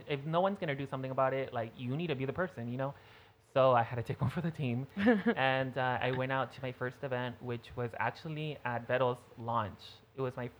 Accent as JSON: {"language": "English", "town": "Edinburg", "region": "Texas", "country": "United States", "tie": "born or raised there", "said": "I'm from Edinburgh. So I went to Economides, which was my first school"}